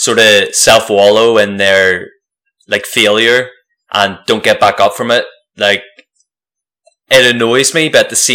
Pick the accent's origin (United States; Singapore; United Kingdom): United Kingdom; Antrim, Northern Ireland; now in Australia; I'm from Antrim